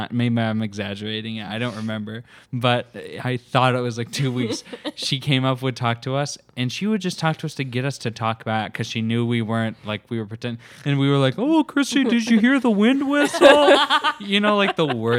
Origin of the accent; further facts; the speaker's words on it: Minnesota, United States; We're all from Minnesota.